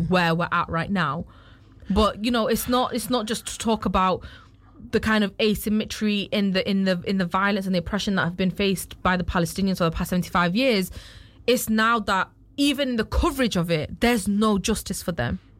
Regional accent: United Kingdom; as a British citizen

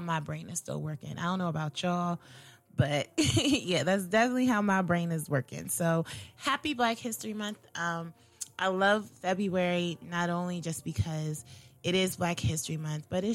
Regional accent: Maryland, United States; a Black girl growing up in Maryland

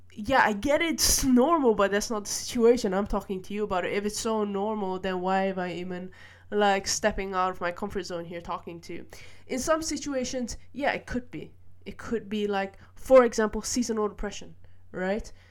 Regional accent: Malaysia; now in Netherlands; I grew up in Malaysia and I moved to the Netherlands

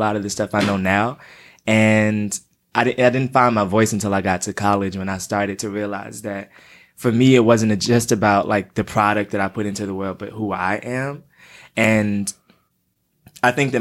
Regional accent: Atlanta, Georgia, United States; I'm from Atlanta. So I grew up the oldest of three boys

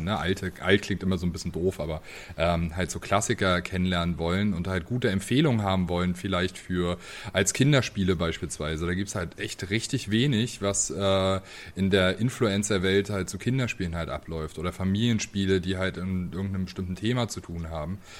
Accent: Greifswald, Mecklenburg-Vorpommern, Germany; also born or lived in Leipzig; now in Dresden, Germany; meine Heimatstadt spreche. ähm, also Greifswald ist äh, eine kleine

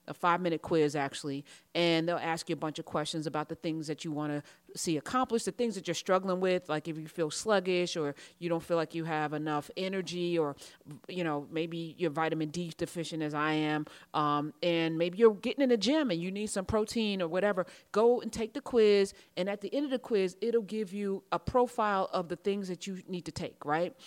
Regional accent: United States; I'm American

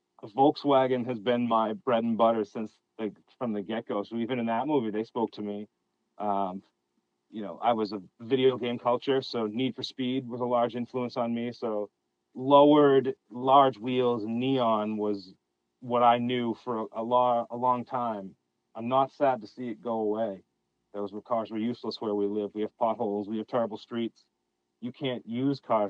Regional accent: right outside Boston, Massachusetts, United States; I'm from New England, Massachusetts, right outside Boston

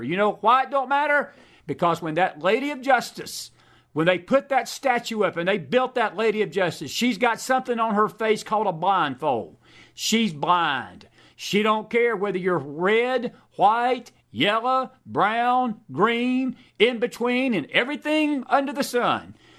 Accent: Georgia, United States; my home state of Georgia

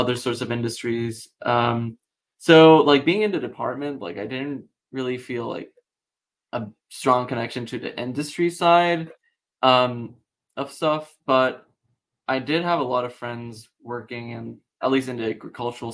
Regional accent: Puerto Rico; moved away as an adult; now in Pittsburgh, United States; I'm originally from Puerto Rico

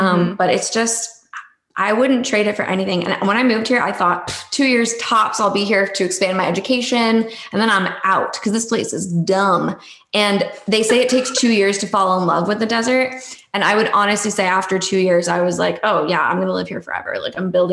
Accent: United States; moved away as an adult; also born or lived in California; now in Arizona, United States; I'm actually from the East Coast. I'm from New York and Connecticut. So I grew up in a very different environment than the Southwest

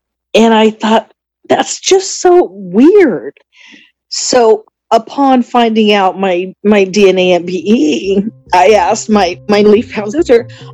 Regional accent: Southern California, United States; I am from Southern California

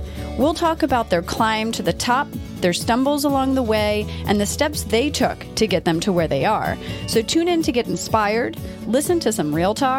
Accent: Delaware, United States; I'm from Delaware though.

